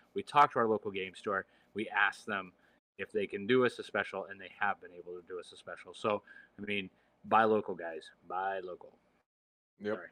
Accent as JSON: {"language": "English", "region": "Michigan", "country": "United States", "said": "I am from Michigan"}